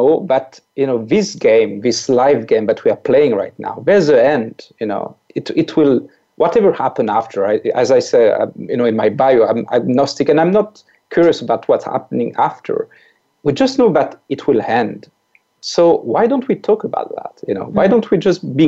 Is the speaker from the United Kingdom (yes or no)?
no; France; accent: French; English is a second language; I'm French. So this weird accent that your listeners may hear is a French accent